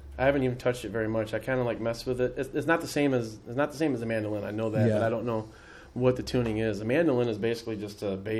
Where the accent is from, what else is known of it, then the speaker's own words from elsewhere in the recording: Portage, Indiana, United States; also born or lived in La Porte; I grew up in Portage until I was 15 and moved to La Porte.